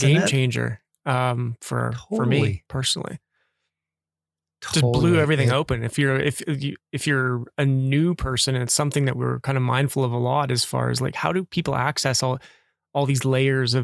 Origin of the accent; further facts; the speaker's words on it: northern Alberta, Canada; being a Canadian